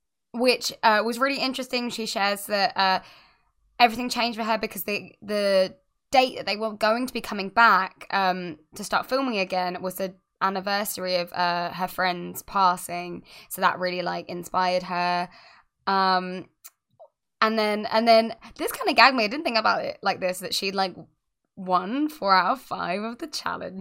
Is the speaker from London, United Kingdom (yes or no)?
no; Scotland, United Kingdom; Yeah, just in case you guys forgot, I'm from Scotland.